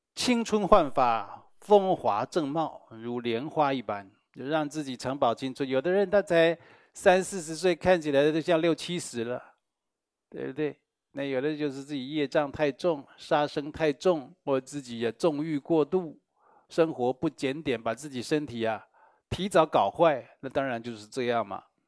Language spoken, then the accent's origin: Chinese; Taiwan; 我们台湾人